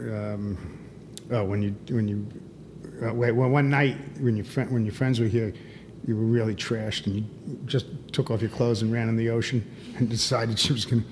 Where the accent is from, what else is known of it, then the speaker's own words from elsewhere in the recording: New York City, New York, United States; moved away as an adult; now in Miami, United States; I was born and raised in in New York City area